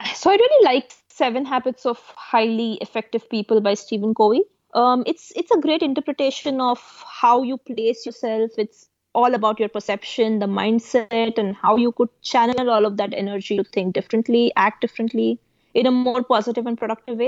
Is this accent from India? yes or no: yes; India; moved away as an adult; now in United States; I came from India to the US to pursue my master's when I was 22. So, when I was 18 or back then, I was still in India